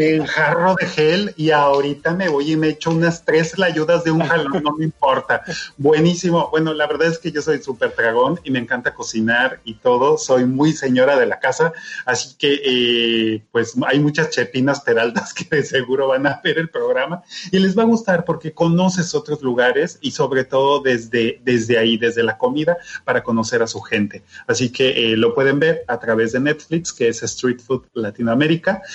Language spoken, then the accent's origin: Spanish; Mexico; nosotros como mexicanos